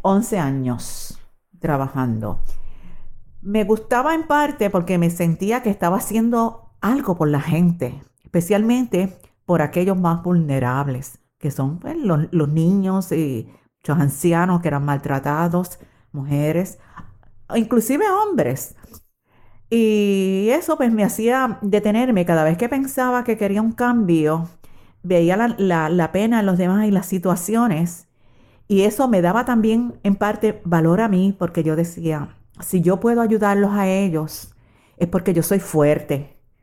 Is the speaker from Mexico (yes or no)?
no; Puerto Rico; moved away as an adult; also born or lived in New York, United States / Switzerland; Yo nací en Puerto Rico. Nací en 1946